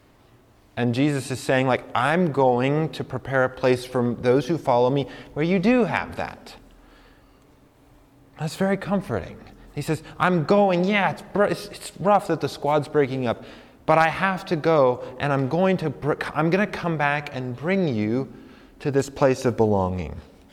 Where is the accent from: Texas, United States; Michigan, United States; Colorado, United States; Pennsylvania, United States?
Colorado, United States; moved away as an adult; also born or lived in New York / St. Louis; now in New Mexico, United States; I grew up in Colorado